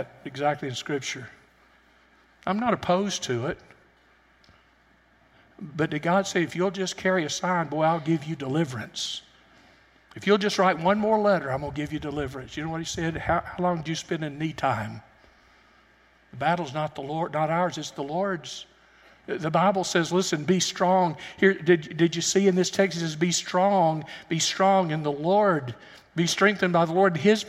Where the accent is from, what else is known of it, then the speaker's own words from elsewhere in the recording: United States; also born or lived in Alabama / Tennessee; I grew up in Alabama and Tennessee